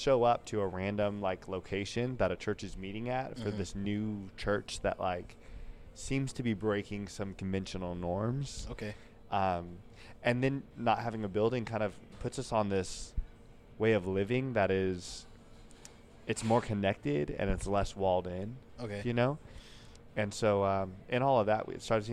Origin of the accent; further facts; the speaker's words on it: Oakdale, California, United States; moved away as an adult; also born or lived in Washington; now in Sacramento, United States; I'm from Oakdale